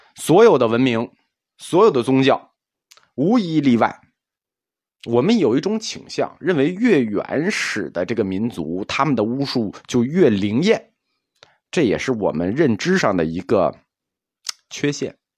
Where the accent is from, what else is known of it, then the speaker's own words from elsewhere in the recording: China; 我们中国人